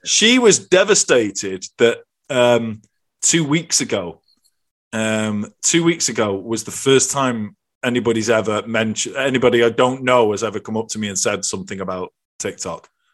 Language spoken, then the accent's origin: English; the north of England, United Kingdom; now in Ireland; I've got two Scottish parents. I come from Northern England and I live in Ireland